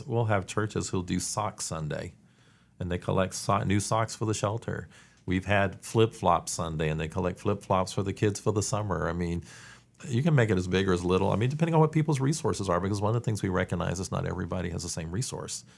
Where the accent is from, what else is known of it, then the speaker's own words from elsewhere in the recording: Eastern North Carolina, United States; also born or lived in Washington, D.C. / Atlanta; now in Winston-Salem, United States; I grew up in Eastern North Carolina